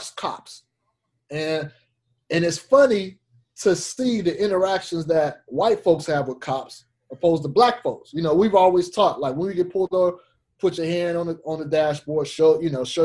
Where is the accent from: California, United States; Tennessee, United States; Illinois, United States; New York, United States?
California, United States; Fresno; moved away as an adult; now in San Jose area, United States; my hometown of Fresno